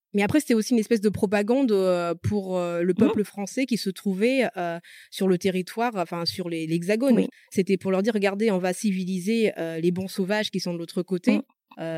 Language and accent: French; Madagascar; first language Malagasy; French is a second language; now in France; je suis née à Madagascar. j'ai toujours parlé malgache. Le français n'est pas ma langue maternelle